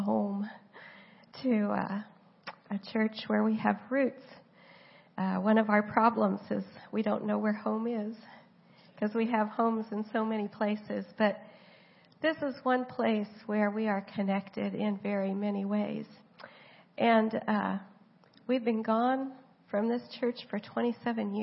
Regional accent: Oklahoma, United States; moved away as an adult; also born or lived in San Diego, California; now in Vanuatu; I was from Oklahoma and came here to go to school.

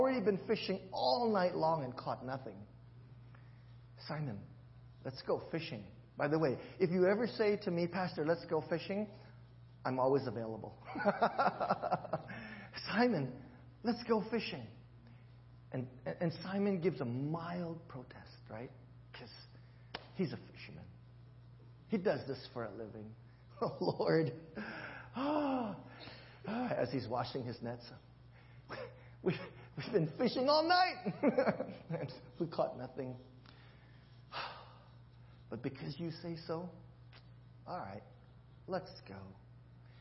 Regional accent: Honolulu, Hawaii, United States; accent: Kalihi; it's my Kalihi accent

